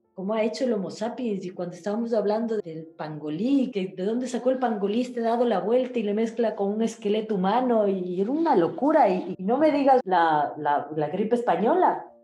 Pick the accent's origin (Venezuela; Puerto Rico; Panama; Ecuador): Ecuador; moved away as an adult; also born or lived in Africa / Nigeria / United States / Chile; now in Madrid, Spain; yo nací en Ecuador, pero mm, mi papá es italiano, inmigrante italiano